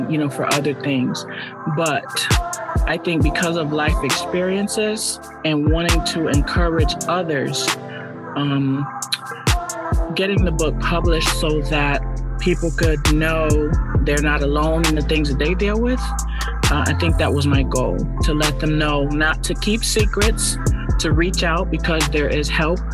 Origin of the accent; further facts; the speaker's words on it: Hartford, Connecticut, United States; Born and raised in Connecticut, only child.